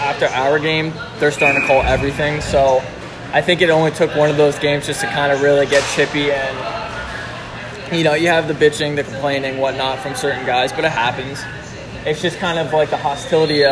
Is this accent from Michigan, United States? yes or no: no; Philadelphia, Pennsylvania, United States; we're originally from Philadelphia area, if not Pennsylvania